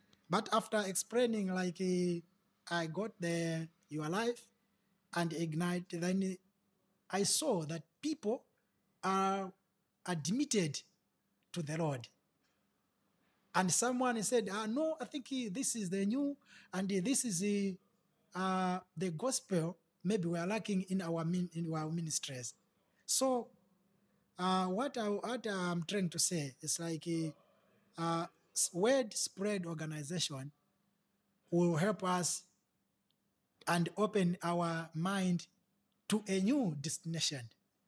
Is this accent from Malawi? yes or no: yes; Mzuzu, Northern Region, Malawi; from Zuzu.